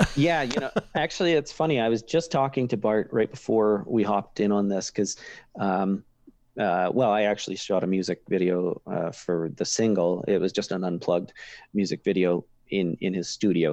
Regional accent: Kipling, Saskatchewan, Canada; where I grew up in Kipling

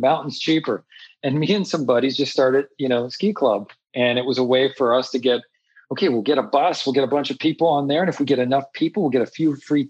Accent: Montreal, Quebec, Canada; I grew up in Montreal and grew up in the city

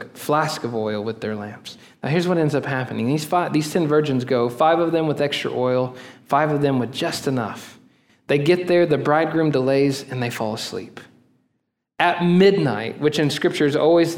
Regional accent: Oklahoma, United States; moved away; also born or lived in Texas; I'm from Oklahoma

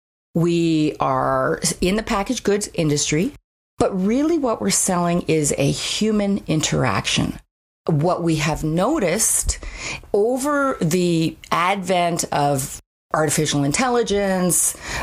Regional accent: Ontario, Canada; now in Calgary, Canada; I came from Ontario, which is much more of a hierarchy.

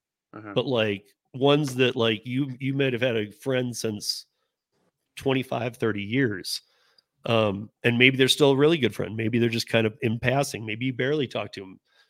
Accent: Michigan, United States; now in Denver, United States; I grew up in Michigan where it was a lot more black, white, not as many Hispanic. Out here in Colorado, it's tons.

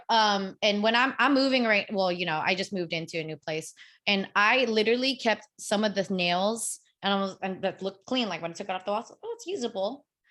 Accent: United States; I grew up in America

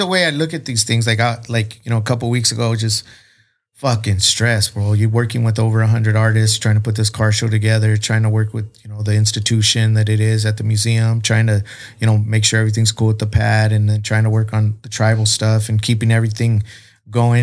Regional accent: South Texas, United States; I grew up hunting in South Texas and being on ranches

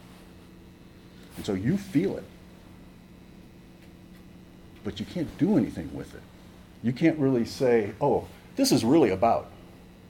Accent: Massachusetts, United States; moved away; I grew up in Massachusetts

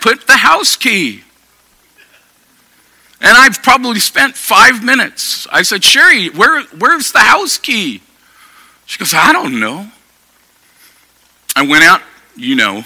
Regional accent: Sacramento, California, United States; moved away as an adult; also born or lived in Portland, Oregon / Grass Valley, California / Eugene, Oregon; I grew up in Sacramento. I grew up in South Sacramento.

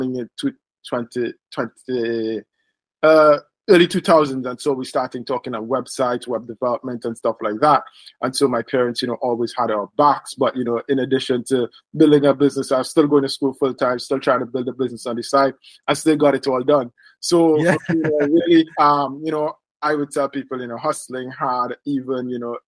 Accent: Trinidad & Tobago; I was born in Trinidad and Tobago in the Caribbean.

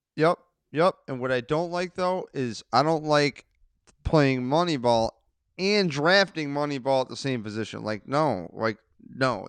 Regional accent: New York, United States; as a New Yorker

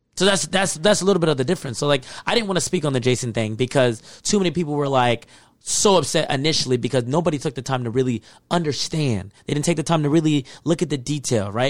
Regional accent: Texas, United States; moved away; I grew up in Texas, in the South.

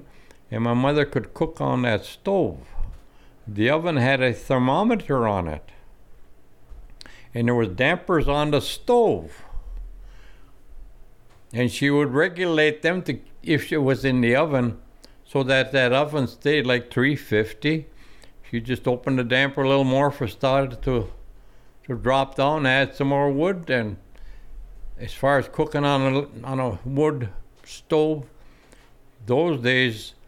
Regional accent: Mohawk, Michigan, United States; I grew up in Mohawk

